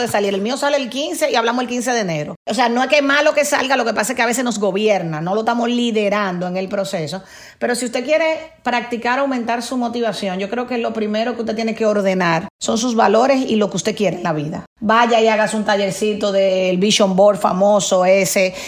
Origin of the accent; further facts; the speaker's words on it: Dominican Republic; Venimos, acuérdense, de una cultura como dominicanos y latinoamericanos, de, joseo